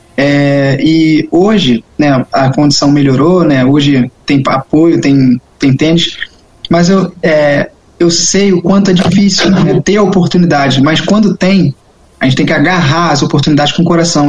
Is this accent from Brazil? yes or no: yes; Rio de Janeiro, Brazil; moved away; also born or lived in Europe; porque é a minha casa, é onde eu conheço, cresci lá